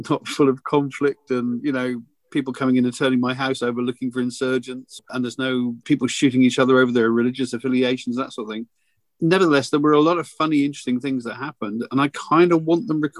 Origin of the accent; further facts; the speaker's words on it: Cornwall, South West England, United Kingdom; growing up in Cornwall